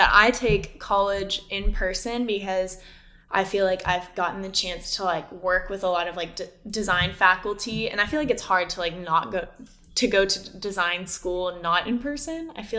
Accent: Austin, Texas, United States; I feel like I went to a very quote unquote safe school because I'm literally from Austin. My parents live 20 minutes away from me.

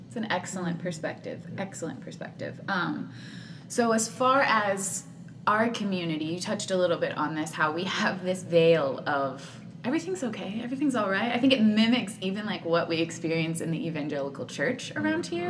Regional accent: Katy, Texas, United States; I'm a hometown girl. I'm from Katy, born and mm-hmm. raised.

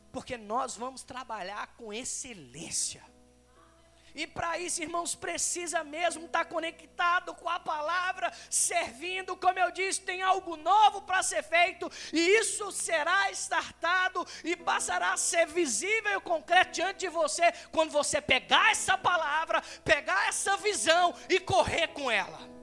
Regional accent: Belo Horizonte, Minas Gerais, Brazil; moved away; minha esposa é daqui, eu sou de BH

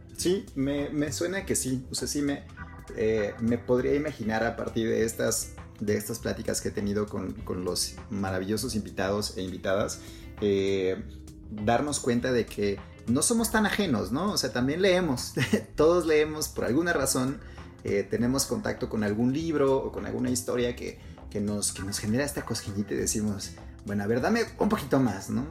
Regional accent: Mexico; Nosotros nacimos en México, nos criamos en México, vivimos en México

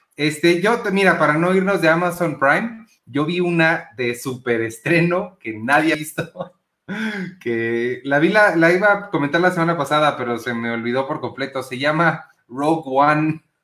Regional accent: Mexico; sí soy mexicano

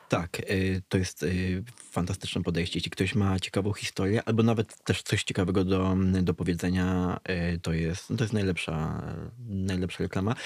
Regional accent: Dębica, Subcarpathian Voivodeship, Poland; moved away; Ja pochodzę z Dębicy, która jest no, miastem powiatowym

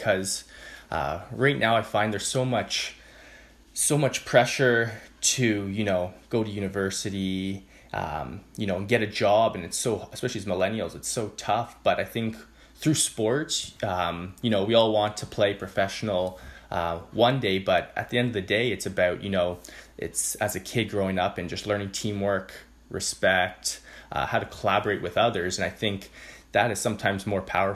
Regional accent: Whitby, Ontario, Canada; growing up in Whitby myself

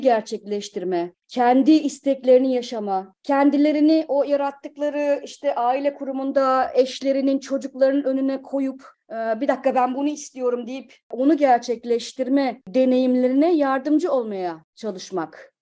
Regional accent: Kütahya, Turkey; moved away as an adult; also born or lived in Ankara / Bodrum / Istanbul; now in Hamburg, Germany; Kütahya doğumluyum.

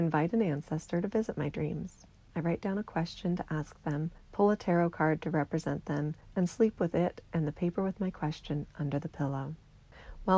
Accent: American Southwest, United States; I grew up in the American Southwest, surrounded by these traditions in my own community

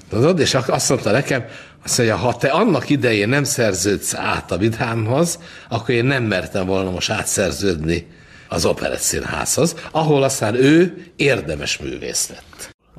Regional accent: Budapest, Hungary; ahol felnőttem az Andrássy úton

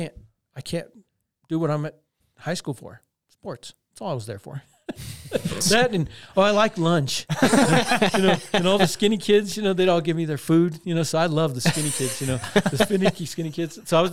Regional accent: Crystal, Colorado, United States; I'm from Crystal, Colorado.

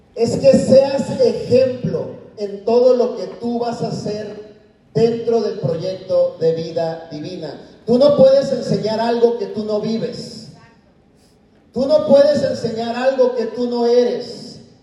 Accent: Mexico; now in United States; como latinos, mexicanos, lo único que encontramos allá afuera es lavar platos

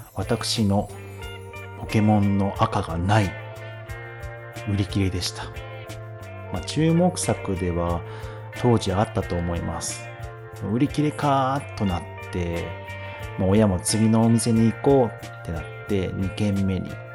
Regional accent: Hokkaido, Japan; 生まれも育ちも北海道、え牛乳やじゃがいも、えスイーツが有名なところに住んでおります。

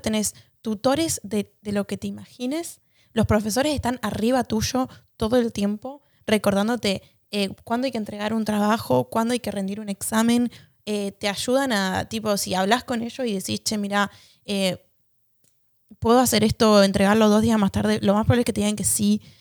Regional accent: Argentina; moved away; para nosotros como argentinos

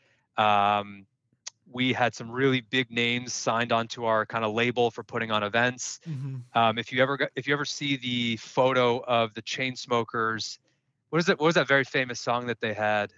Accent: Silicon Valley, California, United States; also born or lived in Indiana; I was born and raised in Silicon Valley, which I am here today.

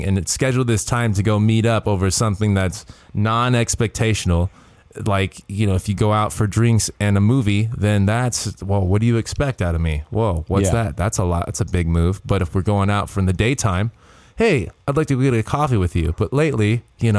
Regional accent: United States; We're American

